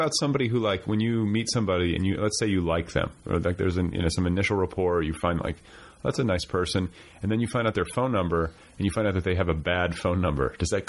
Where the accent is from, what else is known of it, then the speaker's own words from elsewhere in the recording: Cedarburg, Wisconsin, United States; moved away; also born or lived in Milwaukee; I was raised in Cedarburg, which is town of Mequon.